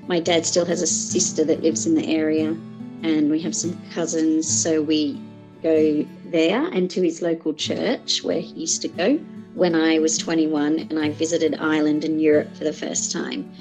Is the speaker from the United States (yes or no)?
no; Sydney, New South Wales, Australia; now in France; I was born in Australia to Irish parents and I now live in France